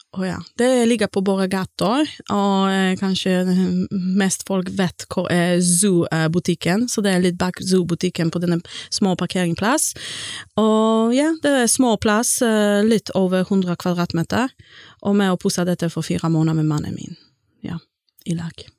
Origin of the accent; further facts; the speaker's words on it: Gdańsk, Pomeranian Voivodeship, Poland; first language Polish; Norwegian is a second language; moved away as an adult; also born or lived in England; now in Stord, Norway; kommer fra Polen, og jeg kommer fra Gdansk-området, og jeg flyttet til Norge i 2006.